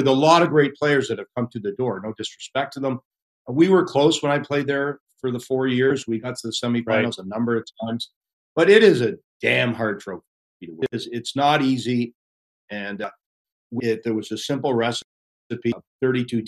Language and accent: English; Pickering, Ontario, Canada; we're from Pickering.